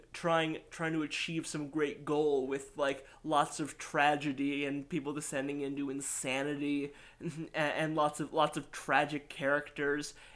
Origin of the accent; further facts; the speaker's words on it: United States; I'm American.